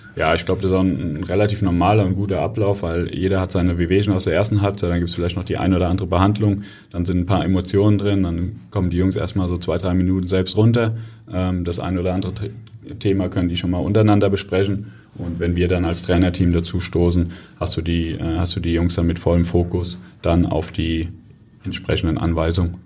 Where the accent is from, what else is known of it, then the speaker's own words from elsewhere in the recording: Kaiserslautern, Rhineland-Palatinate, Germany; moved away as an adult; now in Hamburg, Germany; Was ich aus meiner Heimat vermisse, natürlich, ähm, wenn du dort aufgewachsen bist und dann hast du Familie dort